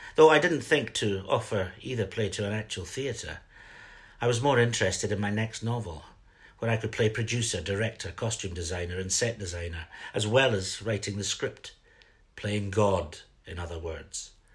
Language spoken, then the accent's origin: English; Fife, Scotland, United Kingdom; also born or lived in Edinburgh; I grew up in Fife